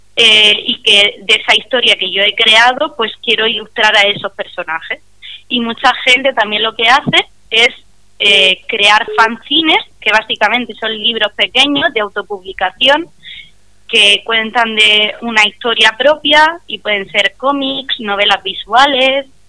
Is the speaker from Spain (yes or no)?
yes; Murcia, Region of Murcia, Spain; yo soy de Murcia